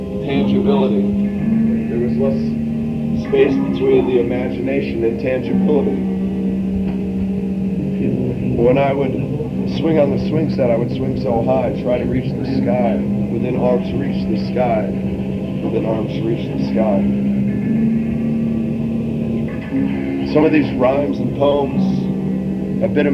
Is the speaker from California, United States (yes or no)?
no; Gainesville, Florida, United States; I was born in Gainesville, Florida. I grew up on 15 acres.